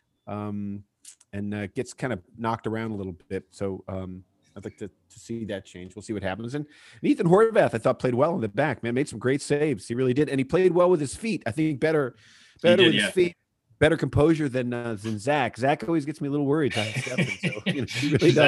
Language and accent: English; United States; I'm an American